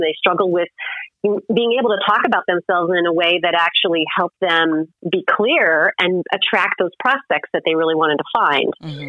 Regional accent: Illinois, United States; now in New York, United States; I first moved to New York and I thought, oh, I'm making all this money because I came from Illinois, the middle of Midwest in the cornfield.

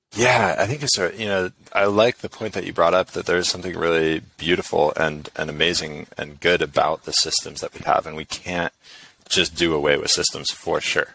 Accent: San Diego, California, United States; I'm from San Diego

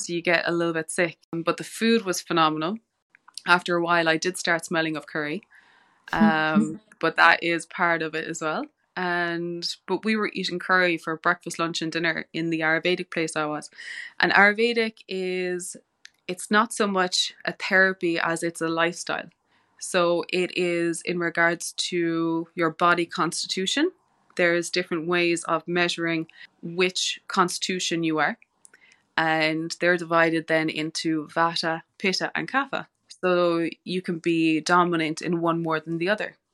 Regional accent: West Cork, Munster, Ireland; moved away as an adult; I grew up in West Cork

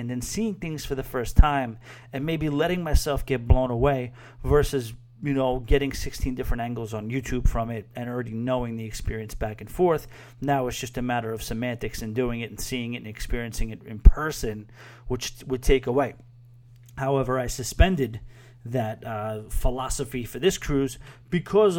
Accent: New York City, New York, United States; I'm a New Yorker

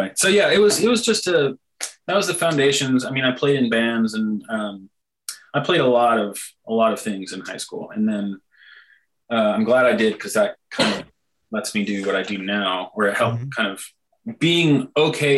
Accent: La Grange, Illinois, United States; moved away as an adult; now in Nashville, United States; I knew two people that I grew up with in LaGrange. That's where I'm from.

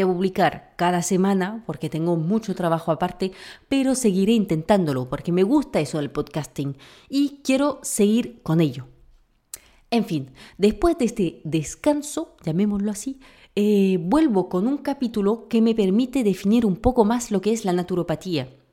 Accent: France; moved away; como buena francesa

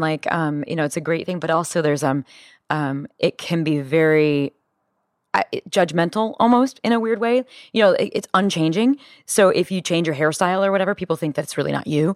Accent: Midwest, United States; growing up in the Midwest

